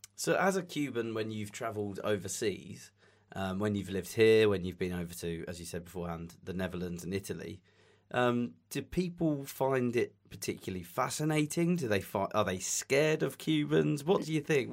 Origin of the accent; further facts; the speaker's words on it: England, United Kingdom; accent: English; My English accent